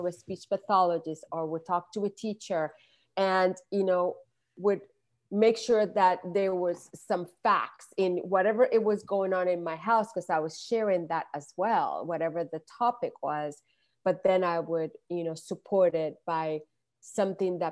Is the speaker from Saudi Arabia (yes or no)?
no; Puerto Rico; moved away as an adult; now in Los Angeles, United States; I was born and raised in Puerto Rico, and I've been in California for over 3 decades now.